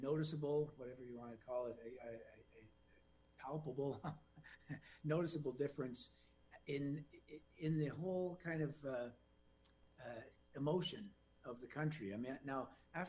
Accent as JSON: {"language": "English", "country": "Canada", "said": "a Canadian"}